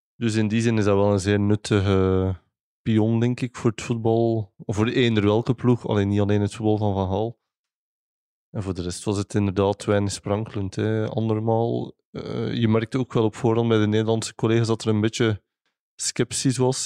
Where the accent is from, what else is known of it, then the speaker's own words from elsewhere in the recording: Belgium; ik ben Belg